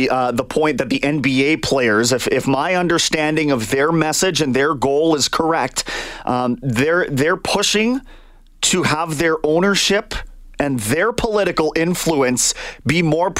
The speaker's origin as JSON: {"language": "English", "country": "Canada", "said": "I'm Canadian."}